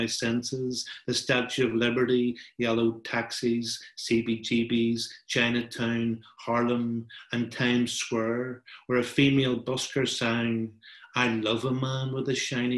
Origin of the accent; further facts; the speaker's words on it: Belfast, Northern Ireland, United Kingdom; I'm from Belfast.